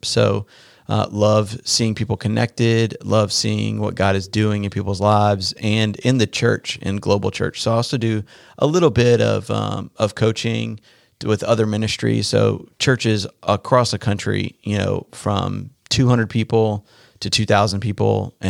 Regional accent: North Carolina, United States; So I am from North Carolina, born and raised.

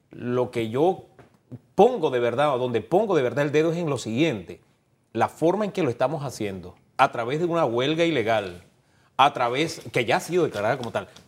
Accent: Panama; como panameño

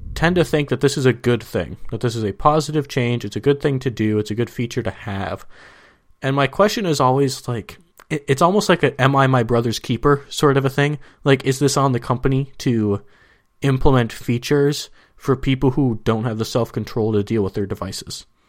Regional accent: Minnesota, United States; now in San Diego, United States; I'm from Minnesota

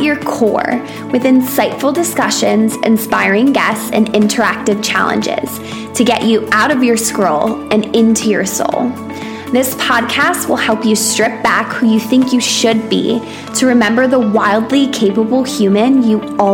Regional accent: United States; now in United Kingdom; living in America, growing up in America

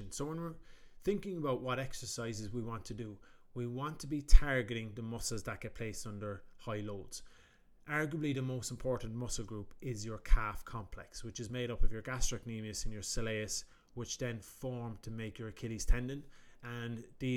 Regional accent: Ireland; also known as …

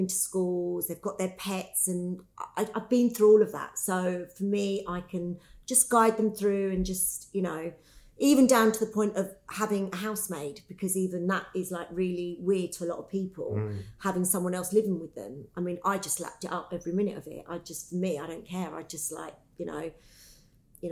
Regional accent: London, United Kingdom; moved away as an adult; now in Dubai, United Arab Emirates; I'm originally from London

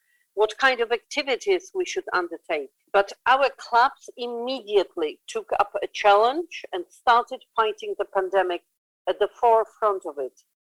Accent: Krakow, Lesser Poland, Poland; in Poland in my hometown of Krakow

